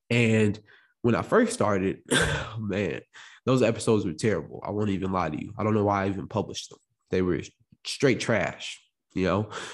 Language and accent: English; Morris, Illinois, United States; also born or lived in Chicago, Illinois; I came from Chicago, Illinois, also was born in, also was raised in, uh, Morris, Illinois